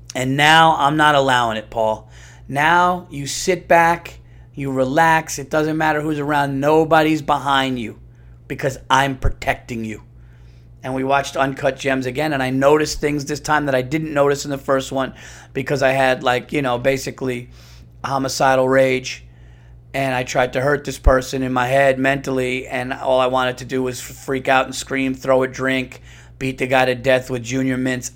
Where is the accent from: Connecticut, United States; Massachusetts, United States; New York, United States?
New York, United States; I'm a New Yorker